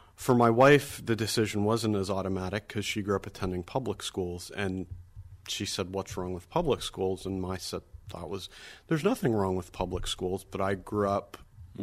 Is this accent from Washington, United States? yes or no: no; Erie, Pennsylvania, United States; now in Sewickley, United States; growing up at St. James in Erie, my four siblings, my mother and father, and I were all very involved in all aspects of the parish and school life